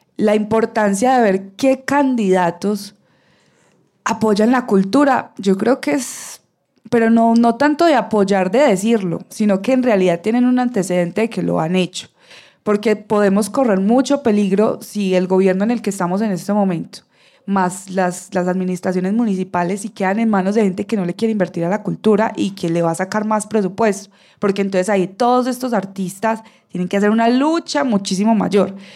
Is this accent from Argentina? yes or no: no; Bello, Antioquia, Colombia; yo soy de Bello